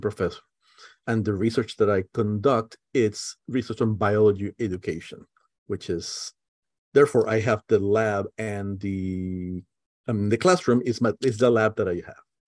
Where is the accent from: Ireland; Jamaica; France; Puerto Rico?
Puerto Rico; now in Merced, United States; I'm originally from Puerto Rico